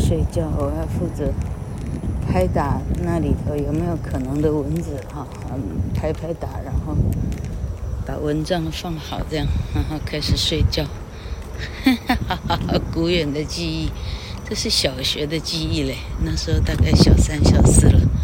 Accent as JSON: {"language": "Chinese", "town": "Changhua", "region": "Changhua County", "country": "Taiwan", "tie": "born or raised there", "said": "到彰化女中有没有演讲比赛啊？ suppose是有的。 哎呀，因为我到彰女还当 动员乐会的主席嘞"}